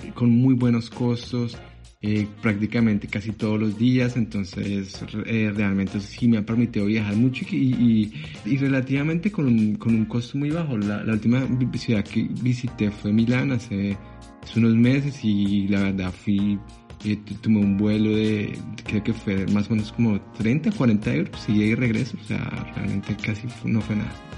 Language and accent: Spanish; Bogotá, Colombia; moved away as an adult; now in Paris, France; yo nací en Colombia, en Bogotá más específicamente. Y, y pues hace seis años que migré aquí a Francia